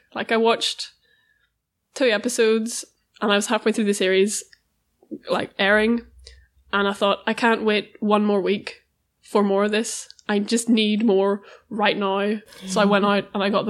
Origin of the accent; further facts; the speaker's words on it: Northern Ireland, United Kingdom; moved away as an adult; now in Glasgow, United Kingdom; I'm an art student, and I'm studying in Glasgow, but I am from Northern Ireland